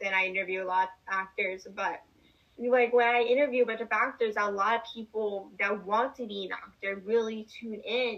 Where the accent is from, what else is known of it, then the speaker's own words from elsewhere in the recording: Northeastern Pennsylvania, United States; I'm from Northeastern Pennsylvania.